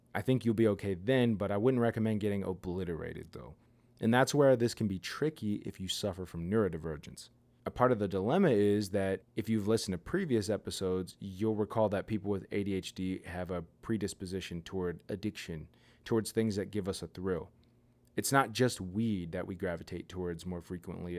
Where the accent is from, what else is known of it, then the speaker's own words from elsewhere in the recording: near Pittsburgh, Pennsylvania, United States; my hometown